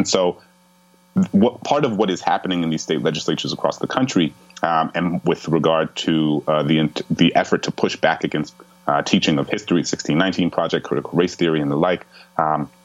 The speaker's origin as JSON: {"language": "English", "town": "New Orleans", "region": "Louisiana", "country": "United States", "tie": "born or raised there", "said": "my hometown in New Orleans"}